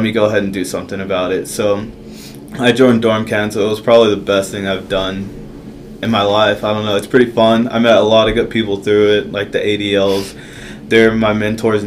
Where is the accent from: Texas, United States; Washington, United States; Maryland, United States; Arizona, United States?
Texas, United States; Dallas; I'm from Dallas, Texas